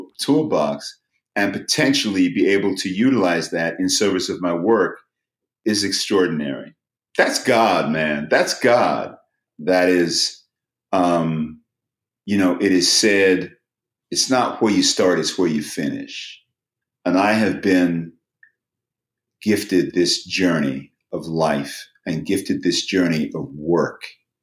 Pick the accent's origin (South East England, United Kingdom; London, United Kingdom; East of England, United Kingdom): London, United Kingdom; Lewisham; It's a wonderful thing that I don't necessarily sound like I am from Lewisham, but it's also a wonderful thing that I could sound